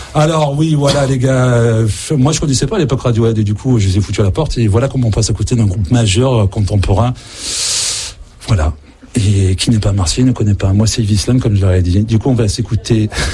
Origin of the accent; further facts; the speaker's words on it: south of France, France; en tant que sudiste